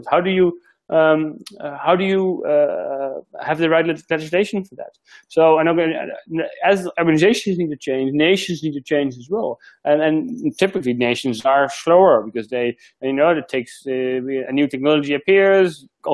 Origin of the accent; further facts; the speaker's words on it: Netherlands; moved away as an adult; now in Australia; I've been living here for a year now, so I'm still figuring it out, because I'm originally from the Netherlands.